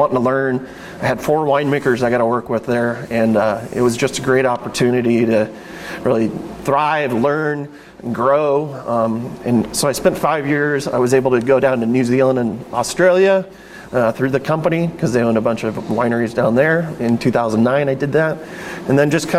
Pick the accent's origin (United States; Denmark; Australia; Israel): United States; Salem, Oregon; I grew up down in West Salem, which is about 30 minutes from the winery here.